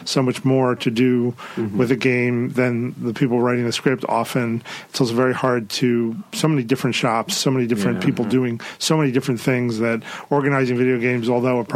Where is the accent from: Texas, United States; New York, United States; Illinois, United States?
New York, United States; moved away; growing up in New York